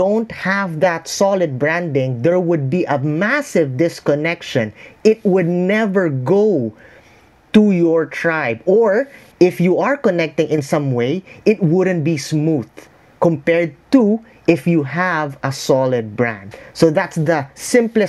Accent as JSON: {"language": "English", "country": "Philippines", "said": "I'm a Filipino. I'm in the Philippines right now"}